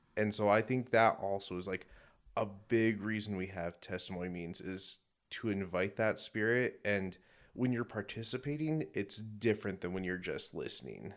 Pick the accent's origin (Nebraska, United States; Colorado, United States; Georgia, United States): Colorado, United States; Denver; now in Utah, United States; From Denver originally